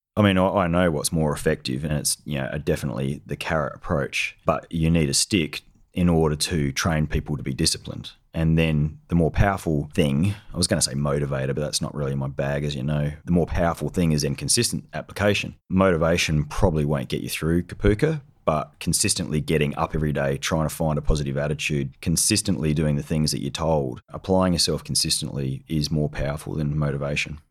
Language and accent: English; South Australia, Australia; I grew up in South Australia